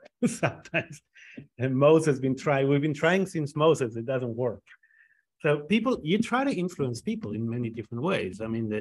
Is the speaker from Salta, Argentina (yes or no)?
no; Buenos Aires, Argentina; also born or lived in Israel; name the streets of Haifa before I could name the streets of Buenos Aires.